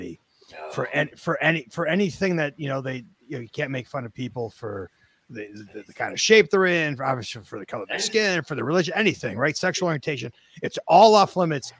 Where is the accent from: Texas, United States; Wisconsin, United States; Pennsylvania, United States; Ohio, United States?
Wisconsin, United States; Milwaukee; I grew up in Milwaukee.